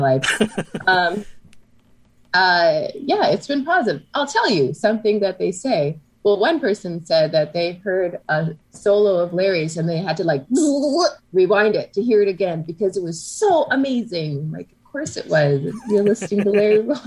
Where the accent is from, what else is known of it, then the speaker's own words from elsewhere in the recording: Canada; I'm Canadian